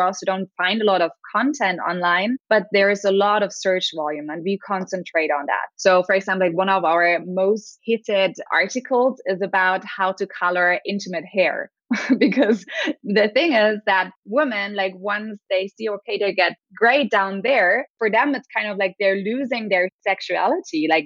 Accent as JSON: {"language": "English", "region": "Berlin", "country": "Germany", "said": "I'm from Berlin, Germany."}